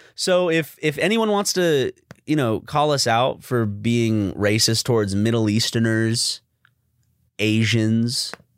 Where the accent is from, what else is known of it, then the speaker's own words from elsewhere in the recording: South Carolina, United States; growing up in South Carolina